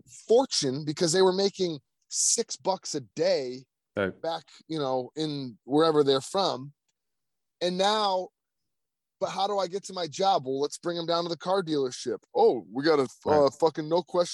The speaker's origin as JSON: {"language": "English", "country": "United States", "said": "the United States"}